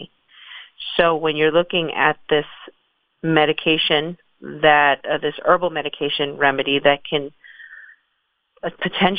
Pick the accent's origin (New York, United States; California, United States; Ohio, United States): New York, United States; New York City; moved away as an adult; also born or lived in San Francisco; I grew up in the Bronx.